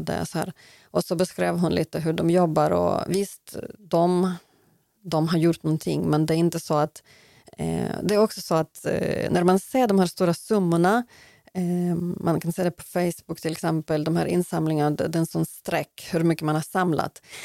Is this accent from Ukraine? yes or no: yes; Lutsk, Volyn Oblast, Ukraine; first language Ukrainian; Swedish is a second language; now in Sweden; min hemstad Lutsk